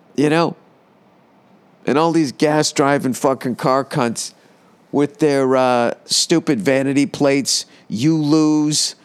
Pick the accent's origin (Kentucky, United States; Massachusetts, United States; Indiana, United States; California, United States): Massachusetts, United States; I am from Massachusetts.